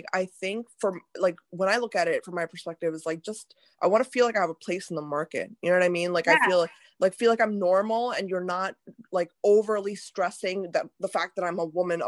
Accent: India; Like as an Indian woman, I don't always want to see a sari and a bindi on people.

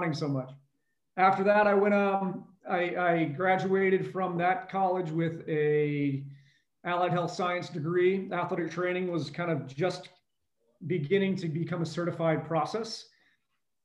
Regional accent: Burrillville, Rhode Island, United States; where born and raised in Northern Rhode Island. And I grew up in a little small town called Pasco, Rhode Island, in Barreville

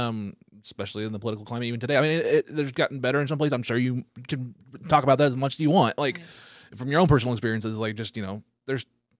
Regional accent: the South, United States; especially, you know, growing up in the South, yes, especially that, hear those little things, is just, it's amazing.

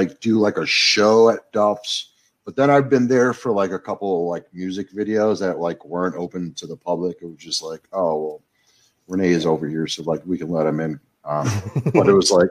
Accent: New York City, New York, United States; I grew up going to CBGB's every Sunday because that was the only time I was allowed in because I was too young

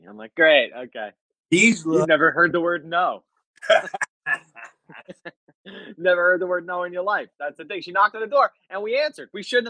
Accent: New York, United States; I'm from New York and we're in Boston.

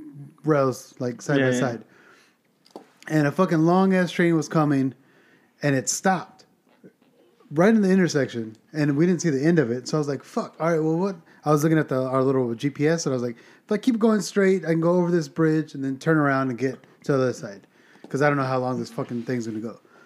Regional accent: Virginia, United States; And I'm like, oh, sorry, we're from Virginia.

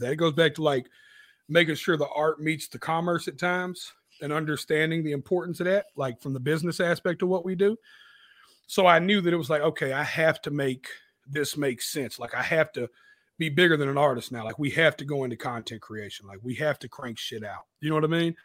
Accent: Nashville, Tennessee, United States; right out south of Nashville called Antioch. It's in Nashville, but I just represent my little district. So it's like I'm from Antioch, Tennessee

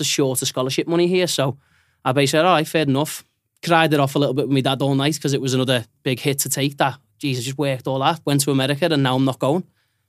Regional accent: Liverpool, North West England, United Kingdom; There's minor things. I'm from Liverpool. We do have that type of language as well.

